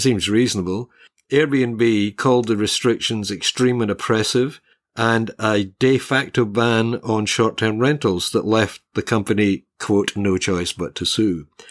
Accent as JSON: {"language": "English", "town": "Glasgow", "region": "Scotland", "country": "United Kingdom", "tie": "born or raised there", "also_born_or_lived": "Hobart, Australia", "moved": "yes", "lives_now": "Australia", "said": "Glasgow, uh, which is basically my hometown, it's what my spiritual home in Scotland. When I was a kid, Glasgow had a population of about just under a million people."}